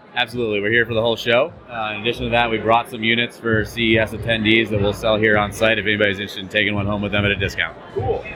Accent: Denver, Colorado, United States; I'm from Denver, Colorado

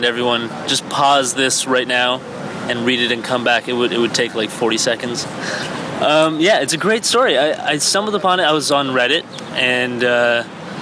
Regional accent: Canada; also born or lived in Iran; I was born in Iran, and I moved to Canada when I was 5.

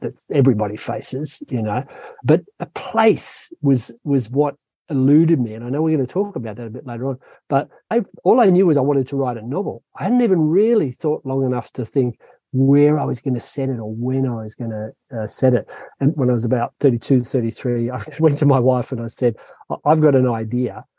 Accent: Sydney, New South Wales, Australia; from the time I was a little boy growing up in Sydney in Australia

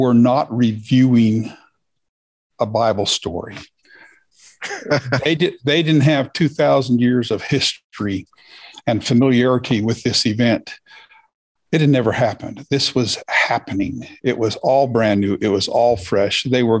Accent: Berkeley, California, United States; now in Washington, United States; I was born in the Bay Area of California in Berkeley

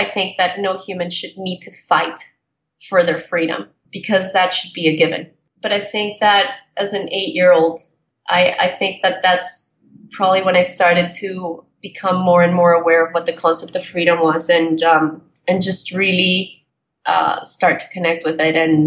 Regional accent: Colombia; moved away; I was brought up in Colombia during the drug war times

